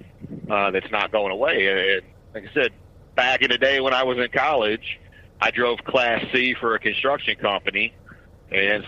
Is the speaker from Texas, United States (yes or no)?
yes; Beaumont, Texas, United States; I grew up in right outside of the town of Beaumont, the Beaumont Port Arthur